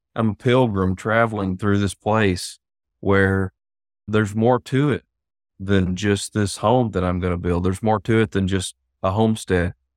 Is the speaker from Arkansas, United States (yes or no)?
yes; Hartford, Arkansas, United States; I'm sure you can tell by my accent that I've been in Arkansas most of my life. So, moved here when I was about seven